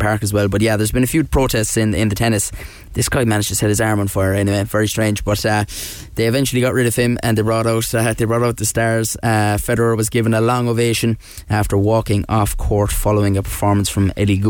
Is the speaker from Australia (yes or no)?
no; Ireland; as Irish people